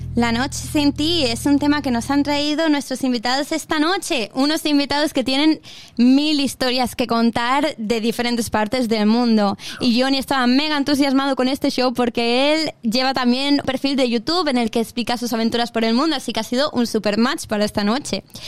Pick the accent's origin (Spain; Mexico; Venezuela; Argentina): Spain; Inca, Balearic Islands; accent: Spanish; moved away as an adult; now in Perth, Australia; Yo soy del centro de la isla, de Inca, centro entre comillas también, del corazón de Mallorca